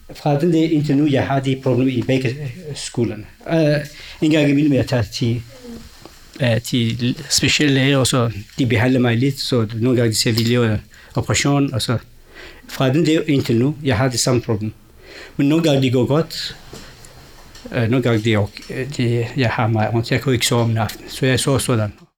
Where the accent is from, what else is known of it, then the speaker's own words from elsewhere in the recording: Sulaymaniyah, Kurdistan Region, Iraq; Danish is a second language; moved away as an adult; also born or lived in Baghdad; now in Denmark; Jeg er født og vokset i Irak, de kurdiske områder, eller de kurdiske dele af Irak, den hedder, eller Kurdistan, den irakiske del en by hedder Suleimania